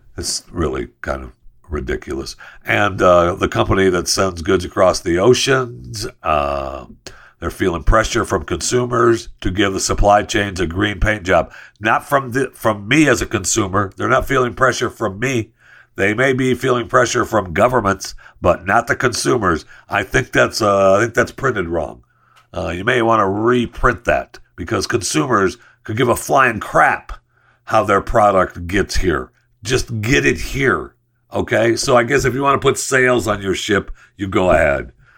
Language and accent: English; United States; as an American and as someone who speaks English